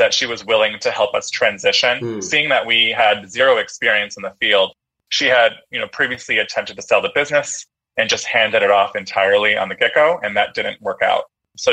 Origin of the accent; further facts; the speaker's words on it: San Francisco, California, United States; I'm a San Francisco native. I was born in San Francisco, grew up in San Francisco, went to school in San Francisco.